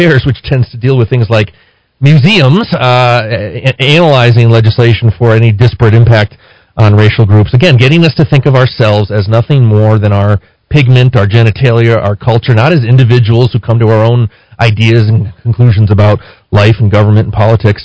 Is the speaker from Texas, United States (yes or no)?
no; New Mexico, United States; clear-headed, clear-thinking New Mexicans